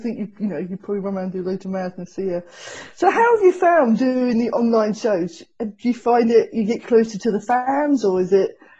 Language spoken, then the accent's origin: English; Hertfordshire, East of England, United Kingdom; moved away; I know Essex. I was from Hertfordshire, so we were slightly closer, but yeah, I know Essex.